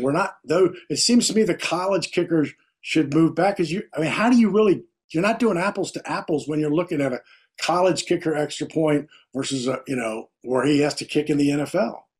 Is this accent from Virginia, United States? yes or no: yes; Virginia, United States; I'm from Virginia